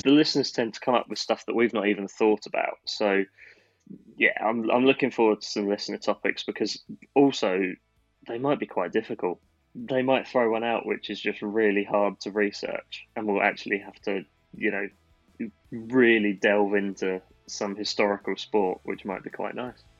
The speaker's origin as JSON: {"language": "English", "country": "United Kingdom", "said": "we are British"}